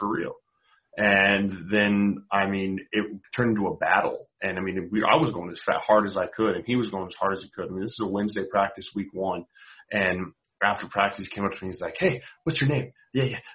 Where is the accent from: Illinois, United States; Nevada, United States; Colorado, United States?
Colorado, United States; Denver; So I'm from Denver. I grew up watching Philip Rivers throw to Antonio Gates, beating the Broncos and getting pissed about it.